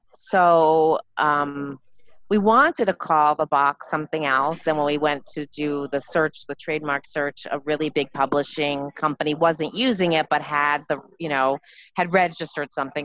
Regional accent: Montreal, Quebec, Canada; moved away as an adult; also born or lived in New York; now in New Jersey, United States; I'm originally from Montreal, um, born and uh, raised in Montreal.

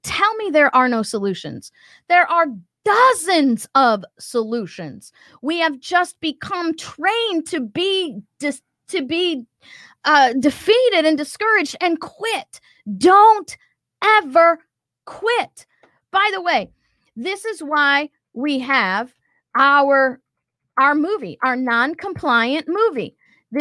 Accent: Missouri, United States; When I was growing up in Missouri

